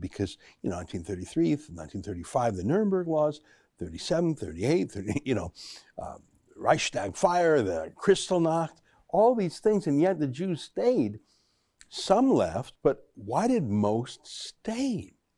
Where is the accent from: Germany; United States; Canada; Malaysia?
Canada; Alberta; I grew up in Alberta